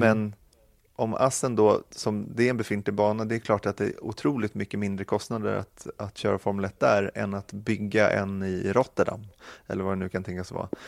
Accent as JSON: {"language": "Swedish", "country": "Sweden", "said": "Man kände sig väldigt, väldigt stolt som svensk"}